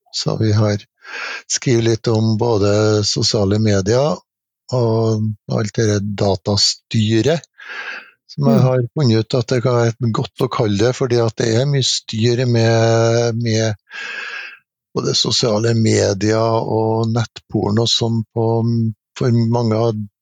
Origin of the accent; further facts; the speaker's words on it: Trondheim, Trøndelag, Norway; når jeg bodde på pappen hjemme i Trondheim og var fjortis